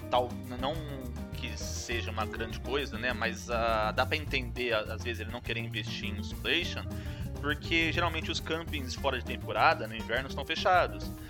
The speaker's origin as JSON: {"language": "Portuguese", "country": "Brazil", "said": "Eu sou brasileiro, mas não, não faço as coisas, não."}